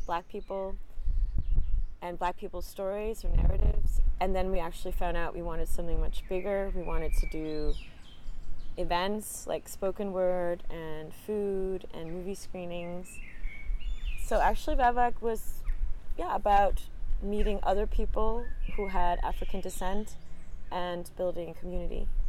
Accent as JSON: {"language": "English", "town": "Copenhagen", "region": "Capital Region of Denmark", "country": "Denmark", "tie": "born or raised there", "also_born_or_lived": "Toronto, Canada", "first_language": "English", "said": "my first language was English because I was born in Toronto, but my mom is Danish. So when we moved uh, to Copenhagen when I was four years old"}